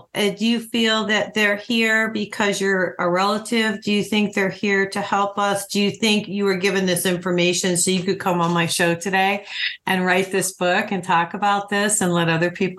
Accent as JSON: {"language": "English", "region": "New Mexico", "country": "United States", "moved": "yes", "lives_now": "Arizona, United States", "said": "I'm from New Mexico. Wow. I'm in Arizona right now, but I was in New Mexico for many years, and I've been to Roswell."}